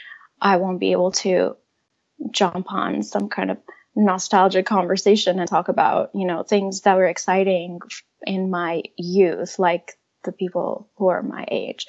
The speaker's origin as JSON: {"language": "English", "country": "Iran", "tie": "born or raised there", "moved": "yes", "said": "growing up in Iran"}